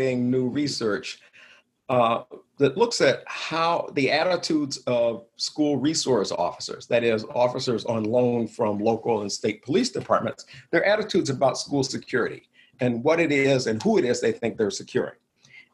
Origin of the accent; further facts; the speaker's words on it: the South, United States; I grew up in the South, graduated from high school in 1972